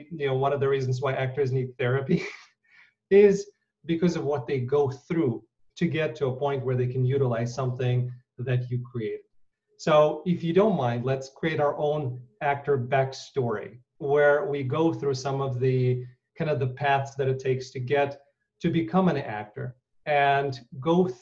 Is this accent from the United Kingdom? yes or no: no; Ukraine; moved away; When I was born in Ukraine